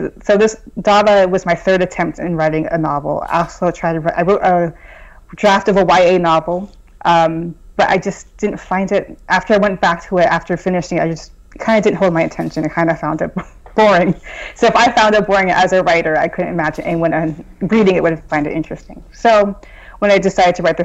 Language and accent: English; Southern California, United States; moved away as an adult; also born or lived in Boston; I'm originally from Southern California, so it was a big move for me to go from Southern California to Boston